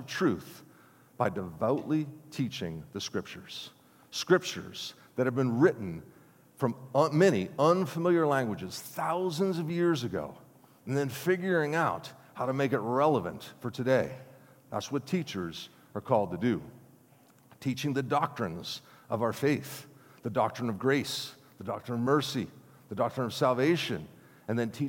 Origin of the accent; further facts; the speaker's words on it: Grove City, Pennsylvania, United States; moved away; I grew up in Grove City